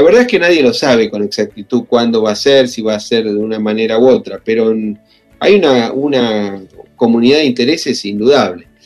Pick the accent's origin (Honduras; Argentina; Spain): Argentina; los argentinos hemos experimentado en carne propia